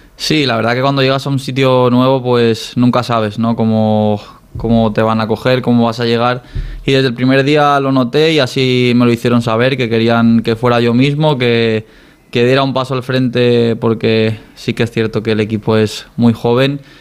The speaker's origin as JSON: {"language": "Spanish", "town": "Dénia", "region": "Valencian Community", "country": "Spain", "tie": "born or raised there", "moved": "as an adult", "said": "reconocer a mi pueblo, a Denia"}